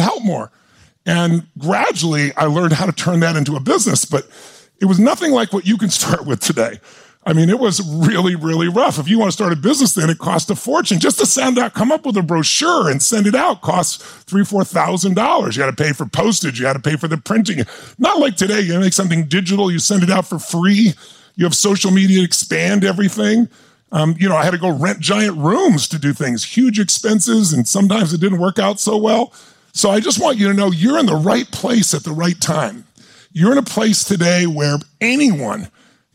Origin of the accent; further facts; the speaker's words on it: Azusa, California, United States; I grew up, I'm a kid from Azusa, California.